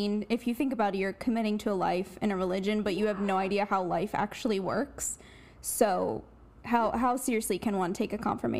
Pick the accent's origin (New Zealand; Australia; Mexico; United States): United States; Bucks County, Pennsylvania; I'm from Pennsylvania